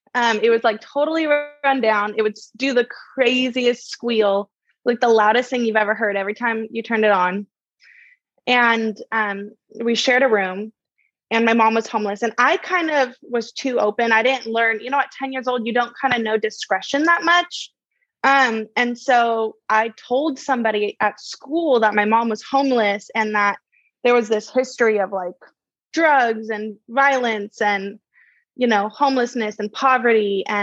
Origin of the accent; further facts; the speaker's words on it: Laguna, California, United States; also born or lived in Santa Ana; But yeah, I grew up in Laguna for the next season of my life. And that was really interesting because I came from like Santa Ana.